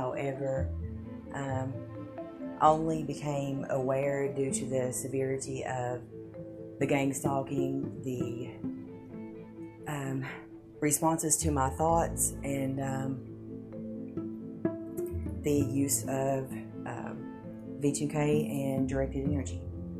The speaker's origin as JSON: {"language": "English", "town": "Morristown", "region": "Tennessee", "country": "United States", "tie": "born or raised there", "lives_now": "Jefferson City, United States", "said": "I was born in Morristown, Tennessee."}